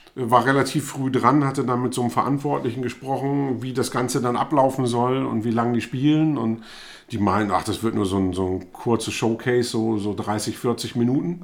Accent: Germany; also born or lived in Bremen / Hannover; ich bin zwar in Bremen geboren, aber bin eben auf dem Land aufgewachsen

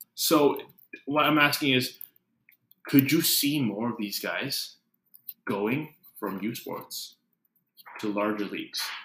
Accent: Canada; we're both Canadian.

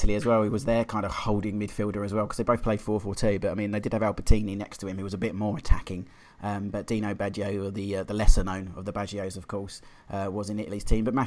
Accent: London, United Kingdom; I'm from Plumstead originally

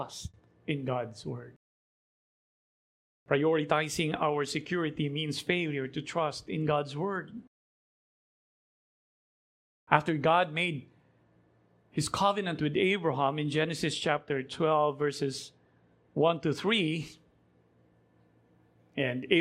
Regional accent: Philippines; as a Filipino

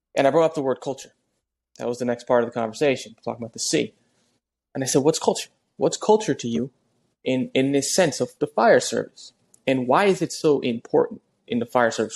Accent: New Jersey, United States; I'm from Jersey.

